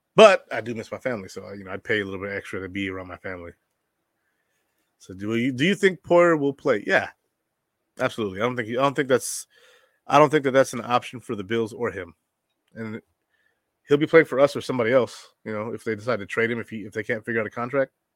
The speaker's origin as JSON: {"language": "English", "town": "Buffalo", "region": "New York", "country": "United States", "tie": "born or raised there", "said": "I grew up in Buffalo."}